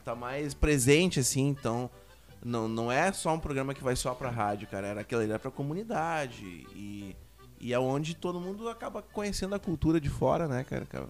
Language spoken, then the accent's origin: Portuguese; Uruguaiana, Rio Grande do Sul, Brazil; moved away; Nós viemos de Uruguaiana, tanto eu quanto o …